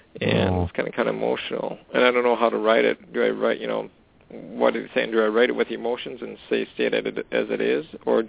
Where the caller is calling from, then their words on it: Canada; calling from Canada?